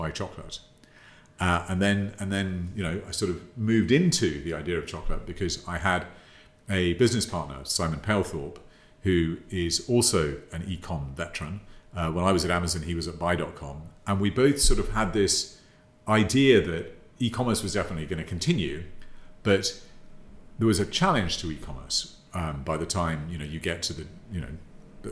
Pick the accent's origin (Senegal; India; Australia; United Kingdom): United Kingdom; accent: British; also born or lived in Thailand / Japan; as you can probably tell from my accent, I'm British. Born and bred here